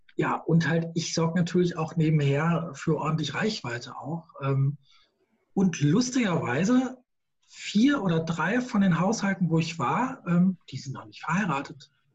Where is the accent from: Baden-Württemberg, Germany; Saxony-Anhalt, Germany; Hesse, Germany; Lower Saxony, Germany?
Hesse, Germany; Gießen; now in Queckborn, Germany; aus Gießen ursprünglich, bin waschechter Schlammbeiser, in Gießen geboren, ähm, schönes kleines Städtchen in Mittelhessen